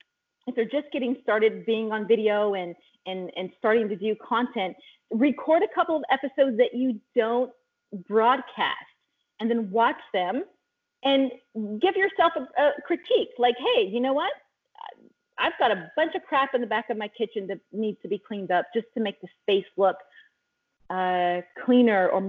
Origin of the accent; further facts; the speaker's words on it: California, United States; I grew up in California, Northern California, then Central California, then moved to Southern California